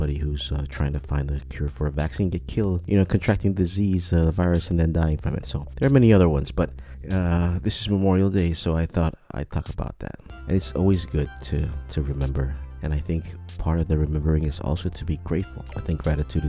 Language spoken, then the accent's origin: English; Micronesia; I did serve in the U.S. military, as a lot of Micronesians have